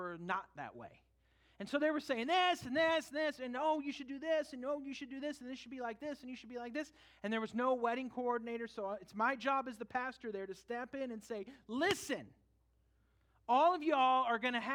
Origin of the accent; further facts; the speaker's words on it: California, United States; moved away; we went back to my home state for a family wedding